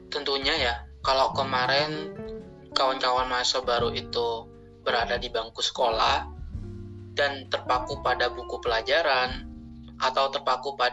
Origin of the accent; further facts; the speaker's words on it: Situbondo, East Java, Indonesia; Asal saya dari Situbondo, Jawa Timur.